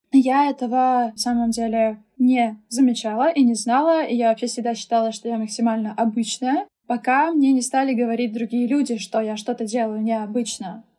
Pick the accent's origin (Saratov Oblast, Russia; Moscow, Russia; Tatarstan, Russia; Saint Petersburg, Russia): Saint Petersburg, Russia; first language German and Russian; Я выросла и родилась здесь, в Санкт-Петербурге, откуда, собственно, я сегодня с вами и разговариваю